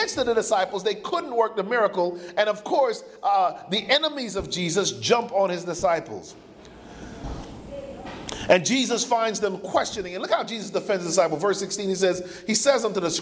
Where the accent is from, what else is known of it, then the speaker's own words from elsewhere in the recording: United States; My parents are from the island of Jamaica. I was born in the States